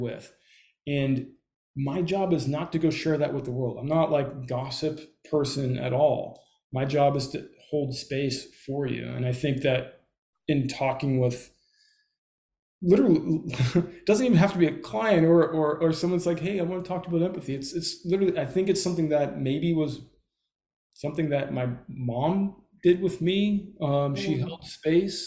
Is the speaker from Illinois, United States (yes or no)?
no; Southern California, United States; I grew up in Southern California.